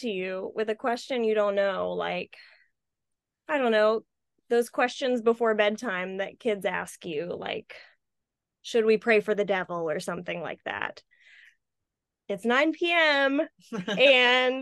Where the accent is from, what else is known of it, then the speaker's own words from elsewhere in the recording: Louisville, Kentucky, United States; I'm from Louisville, Kentucky